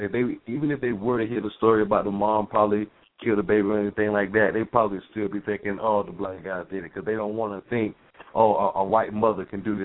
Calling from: Lakeland, Florida, United States; I'm calling from Lakeland, Florida.

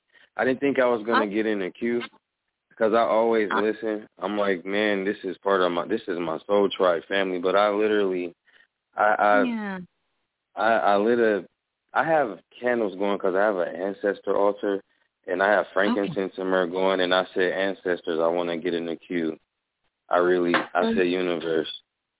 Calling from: Omaha, Nebraska, United States; Wow, from Omaha, Nebraska.

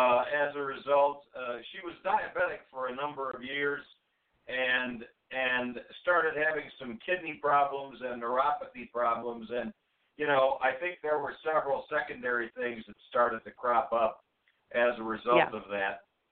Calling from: Chicago, Illinois, United States; Yeah, this is … calling from Chicago, Illinois.

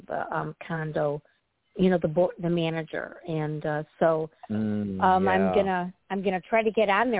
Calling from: Illinois, United States; And I'm calling from the Midwest, from Illinois.

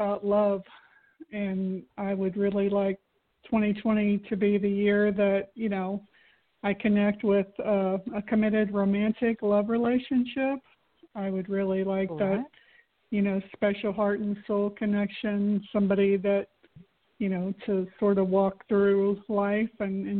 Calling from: Florida, United States; from Florida.

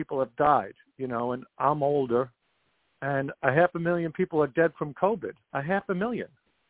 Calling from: New York, United States; I'm calling from New York.

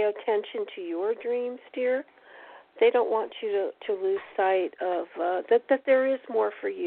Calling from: Connecticut, United States

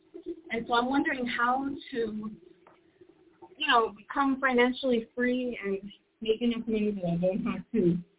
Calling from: Puerto Rico; I'm calling from Puerto Rico.

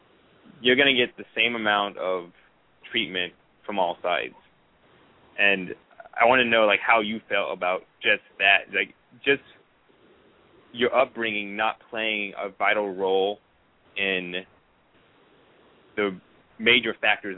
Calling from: Columbia, United States; I'm calling from Columbia.

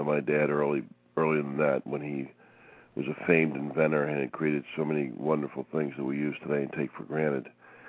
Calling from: Fort Lauderdale, Florida, United States; Fort Lauderdale, Florida.

